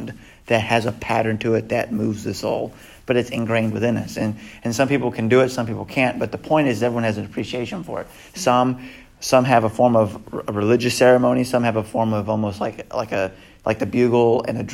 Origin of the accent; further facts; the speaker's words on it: the South, United States; we're from the South, so we have fiddle players